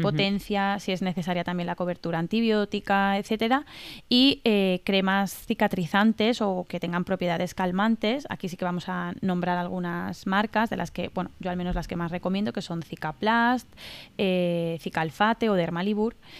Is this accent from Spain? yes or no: yes; Mallorca, Balearic Islands, Spain; now in Valencia, Spain; Yo vivo en Valencia, pero soy de Mallorca